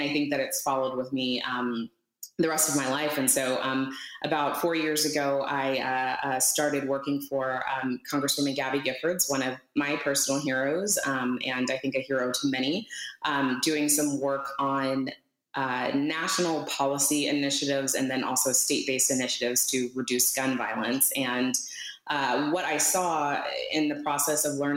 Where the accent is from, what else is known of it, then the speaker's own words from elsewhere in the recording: Texas, United States; I was born in Texas